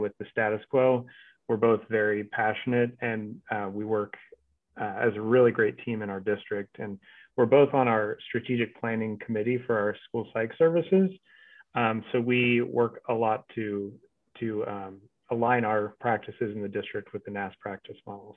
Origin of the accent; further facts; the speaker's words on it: Hays, Kansas, United States; also born or lived in Overland Park, Kansas; I grew up in Hayes, Kansas